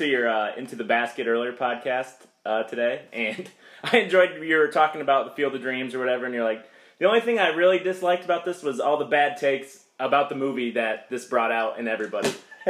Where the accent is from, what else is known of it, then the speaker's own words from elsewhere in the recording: Iowa, United States; we're from Iowa.